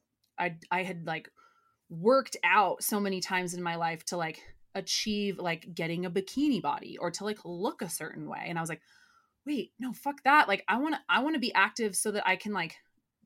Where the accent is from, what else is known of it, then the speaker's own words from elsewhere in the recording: United States; growing up in Tahoe, like in the outdoors